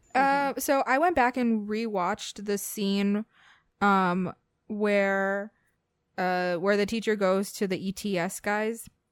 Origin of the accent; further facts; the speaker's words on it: South Texas, United States; we're all from South Texas